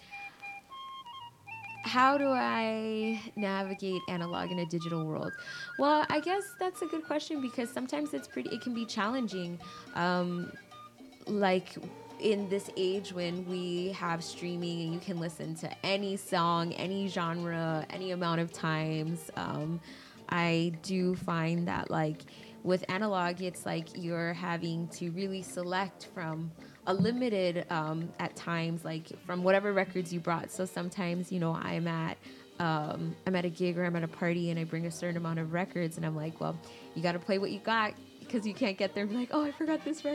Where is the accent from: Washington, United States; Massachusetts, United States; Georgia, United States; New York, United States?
New York, United States; New York City; now in Chicago, United States; I grew up in New York. I grew up in Queens, New York, Elmhurst